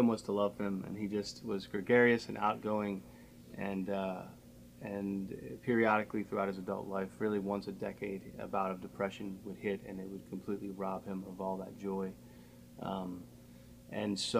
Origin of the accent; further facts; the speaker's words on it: Harford County, Maryland, United States; born and raised in Harford County.